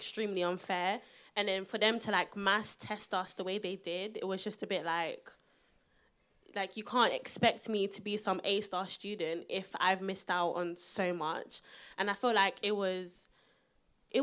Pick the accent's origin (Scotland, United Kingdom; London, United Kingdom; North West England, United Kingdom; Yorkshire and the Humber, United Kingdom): London, United Kingdom; I'm from South London